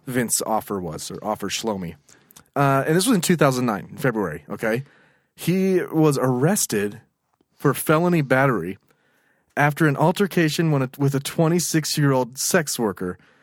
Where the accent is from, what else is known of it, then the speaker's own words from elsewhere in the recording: United States; I'm American.